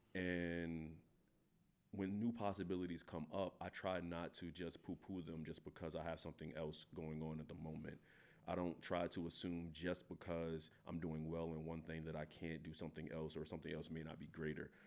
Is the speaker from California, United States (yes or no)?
no; Philadelphia, Pennsylvania, United States; moved away as an adult; now in Pullman, United States; I'm from North Philadelphia.